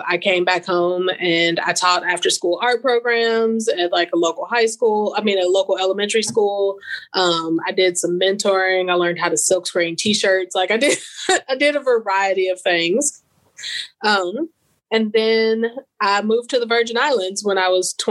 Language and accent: English; St. Louis, Missouri, United States; now in Mississippi, United States; So I'm originally from St. Louis, Missouri, actually. And so I was born there.